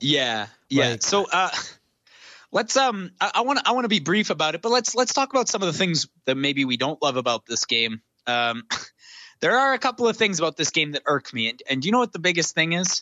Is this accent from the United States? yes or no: no; near Vancouver, British Columbia, Canada; Vancouver, which is just you know a hop and a skip away from my hometown